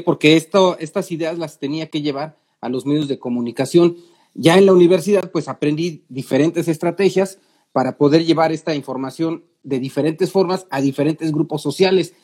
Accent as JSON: {"language": "Spanish", "region": "Mexico City", "country": "Mexico", "said": "yo soy de la Ciudad de México"}